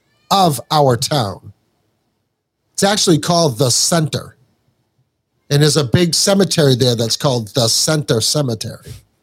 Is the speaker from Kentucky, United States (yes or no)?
yes; Morehead, Kentucky, United States; born there; So I was born in Moorhead, Kentucky, which is right in the heart of Appalachia.